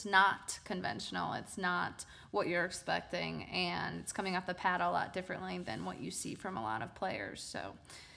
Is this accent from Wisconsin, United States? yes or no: yes; Wisconsin, United States; I'm from Wisconsin, so there are a lot of great players over that way